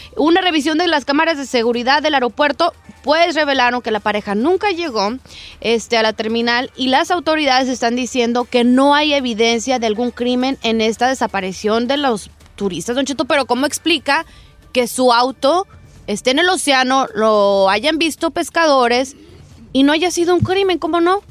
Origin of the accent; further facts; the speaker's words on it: Jalisco, Mexico; moved away; Jalisco, a mi tierra hermosa